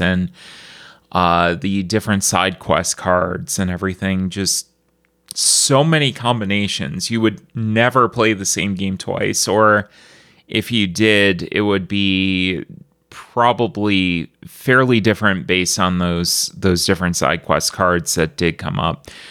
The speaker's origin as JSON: {"language": "English", "town": "Buffalo", "region": "New York", "country": "United States", "said": "I'm from Buffalo"}